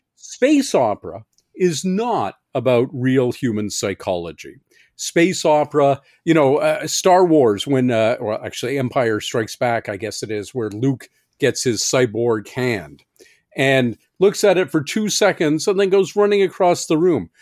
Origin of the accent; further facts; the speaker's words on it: Canada; I'm a Canadian science fiction writer